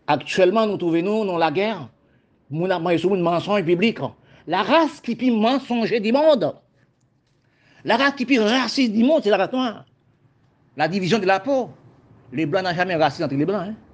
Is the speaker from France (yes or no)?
no; Haiti; now in Guadeloupe; quand j'étais en Haïti, je suis venu au département français de la Guadeloupe. Quand j'ai arrivé, je vois que la Guadeloupe, c'était un pays, même gens qu'on campagne d'Haïti.